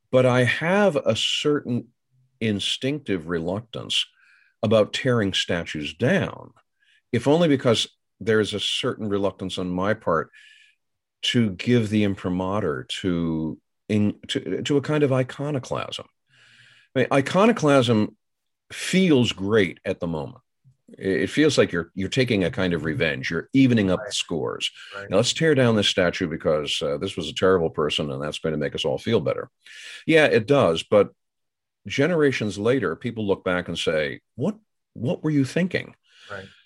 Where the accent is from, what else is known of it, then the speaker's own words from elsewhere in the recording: Northern United States, United States; bear in mind, I'm a Yankee from the Yankee land.